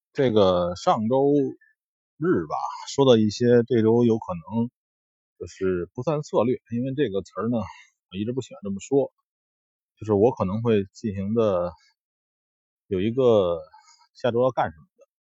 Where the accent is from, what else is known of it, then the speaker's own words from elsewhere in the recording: China; 我们，中国人